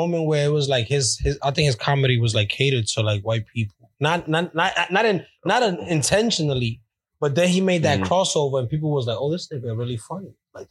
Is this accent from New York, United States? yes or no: yes; New York City, New York, United States; I'm a native Bronx, from the Bronx. I was born in Bronx, Lebanon. I don't get no more Bronx than that.